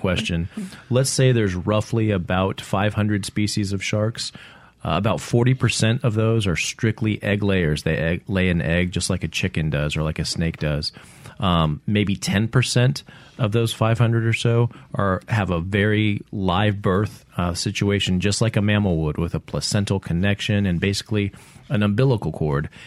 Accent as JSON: {"language": "English", "region": "Central Kentucky", "country": "United States", "tie": "born or raised there", "also_born_or_lived": "Mississippi Gulf Coast", "moved": "yes", "lives_now": "Mississippi, United States", "said": "I am from Central Kentucky. I grew up, uh, in Kentucky"}